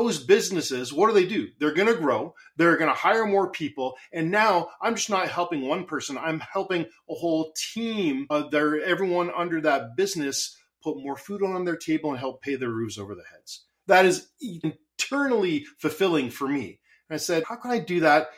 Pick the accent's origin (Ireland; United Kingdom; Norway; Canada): Canada; I'm Canadian, so I say Z instead